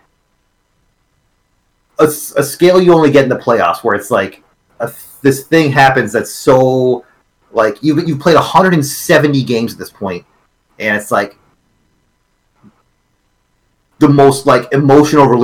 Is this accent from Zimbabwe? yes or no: no; Canada; I'm a Canadian guy